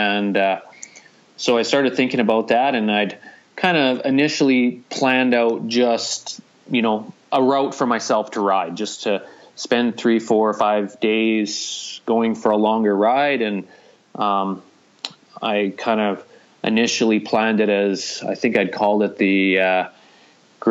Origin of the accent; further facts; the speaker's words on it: Hinton, Alberta, Canada; we're located on the Alberta Rockies route, conveniently right in my hometown